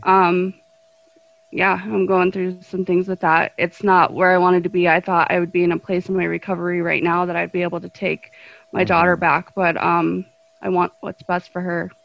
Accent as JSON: {"language": "English", "town": "Golden", "region": "Colorado", "country": "United States", "tie": "born or raised there", "said": "I was uh, born and raised in the metro area. Um, I was in Golden for the first part of my life"}